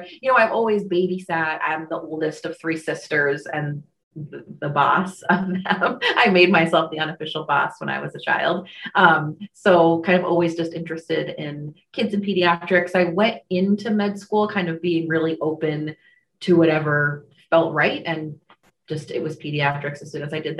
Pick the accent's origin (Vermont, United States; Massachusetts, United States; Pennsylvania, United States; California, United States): Vermont, United States; also born or lived in New Jersey / St. Johnsbury, Vermont / Rutland, Vermont; I was born in New Jersey, but I'm a Vermonter. I moved here when I was 4 months old